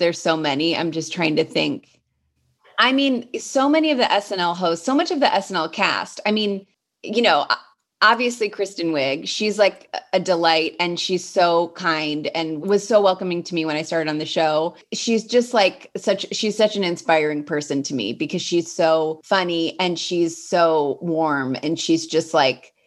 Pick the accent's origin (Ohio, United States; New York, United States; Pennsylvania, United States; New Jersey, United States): Ohio, United States; Cleveland; moved away as an adult; now in Los Angeles, United States; growing up in Cleveland in high school